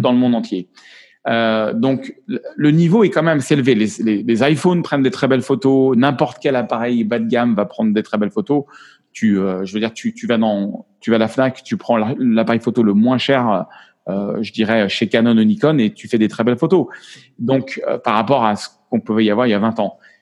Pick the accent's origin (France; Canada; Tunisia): France; accent: French; moved away; also born or lived in United States; il est revenu mon accent français.